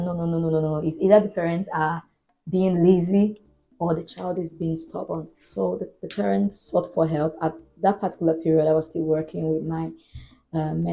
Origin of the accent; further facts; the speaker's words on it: Boko, Benue, Nigeria; moved away; where I grew up in Benue State, a town called Boko